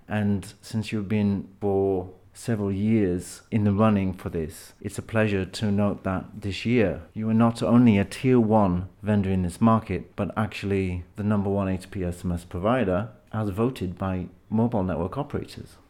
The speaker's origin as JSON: {"language": "English", "country": "United Kingdom", "said": "being British"}